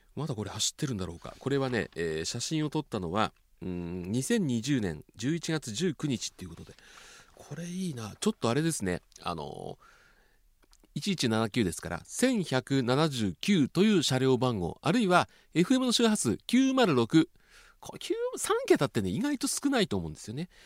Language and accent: Japanese; Kanto, Japan; moved away as an adult; now in Kansai, Japan; ずっと私関東で育ってで関西に就職で33年前にやってきたわけですけども